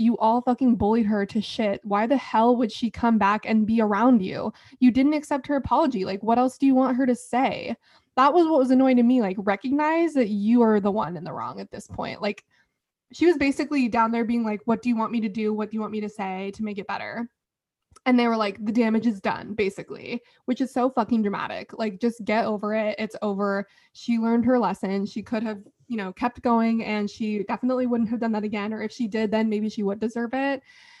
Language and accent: English; United States; she's from Washington and I'm from Washington.